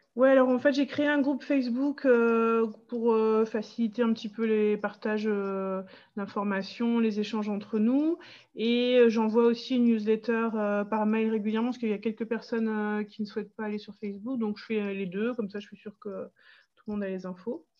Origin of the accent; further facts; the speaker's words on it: Pas-de-Calais, Hauts-de-France, France; now in Dunkirk, France; je suis originaire du Pas-de-Calais et je vis sur Dunkerque depuis une bonne vingtaine d'années maintenant.